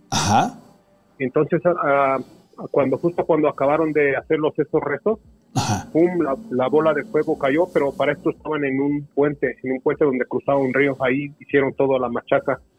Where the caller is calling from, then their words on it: Mexico City, Mexico; Sí, hablamos acá en Distrito Federal.